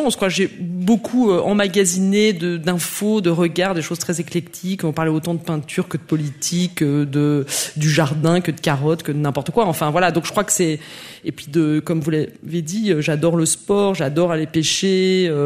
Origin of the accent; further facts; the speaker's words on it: near Geneva, in the neighbouring France, Auvergne-Rhône-Alpes, France; also born or lived in Besançon, France; Je suis née à Besançon, mais j'ai grandi près de Genève, dans cette France voisine que tout le monde déteste.